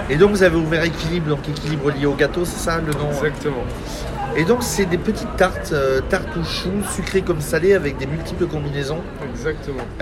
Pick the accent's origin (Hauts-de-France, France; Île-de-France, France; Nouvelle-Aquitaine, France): Nouvelle-Aquitaine, France; Pessac; je suis de Pessac, quoi.